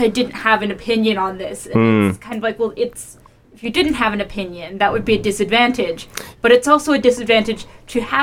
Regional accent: United States; Clearly, I am American. You know that, by the way I talk.

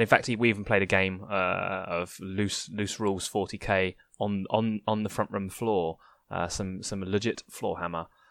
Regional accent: United Kingdom; I'm a British wuss

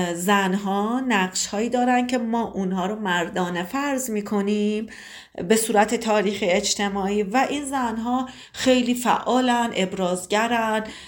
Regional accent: Tabriz, East Azerbaijan, Iran; سی و پنج سالمه متولد تبریزم

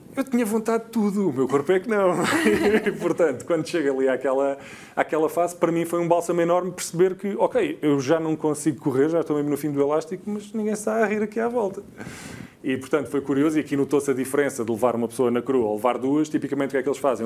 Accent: Alentejo, Portugal; Eu sou do Alentejo

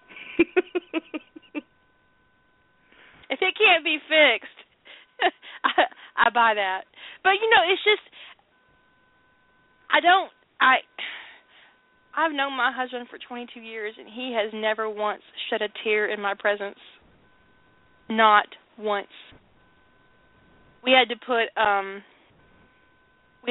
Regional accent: the South, United States; I grew up in the South, and I have a lot of male cousins and uncles

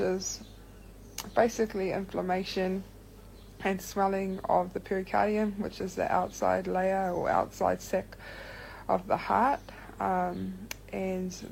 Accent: Rotorua, Bay of Plenty, New Zealand; I'm from Rotorua

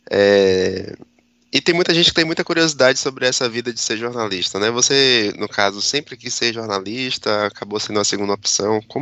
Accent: Bahia, Brazil; eu, por exemplo, sou daqui da Bahia e acompanho o seu trabalho

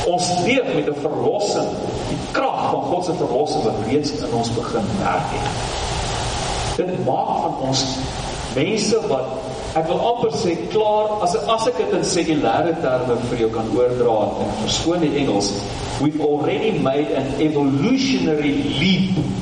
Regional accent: South Africa; ek Suid-Afrikaner

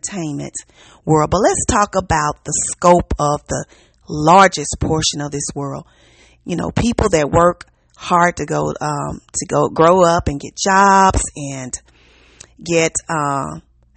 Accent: Memphis, Tennessee, United States; Hello from the South. I'm from Memphis

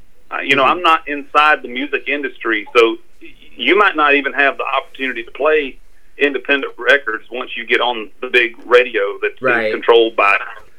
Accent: Georgia, United States; I grew up in Northeast Georgia, and we had two major radio stations.

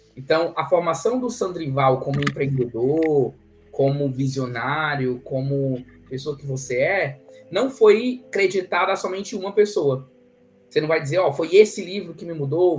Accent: Ceará, Brazil; now in Campinas, Brazil; Eu sou cearense

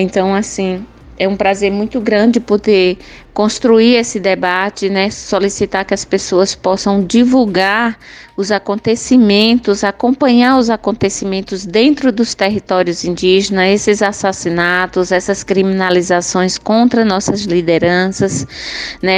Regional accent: Cabrobó, Pernambuco, Brazil; sou do município de Cabrobó, meu povo chama Trucá

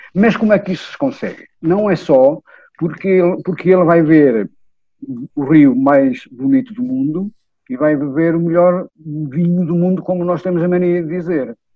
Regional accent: Vila Real, Norte, Portugal; na minha Vila Real

